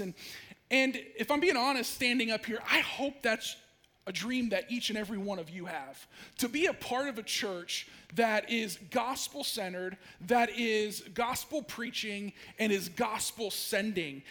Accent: Ashland, Ohio, United States; moved away as an adult; also born or lived in Idaho / Durango, Colorado; I actually was born and raised in Ashland

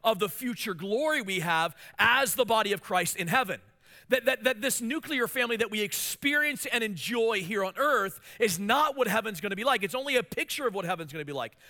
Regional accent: Hagerstown, Maryland, United States; moved away as an adult; also born or lived in Washington, D.C. area; now in Mansfield, United States; the church I pastored in my hometown in Hagerstown, Maryland

